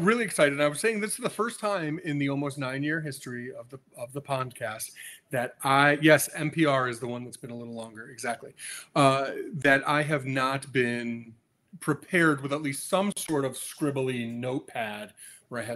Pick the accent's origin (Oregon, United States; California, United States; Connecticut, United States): Connecticut, United States; I'm from Connecticut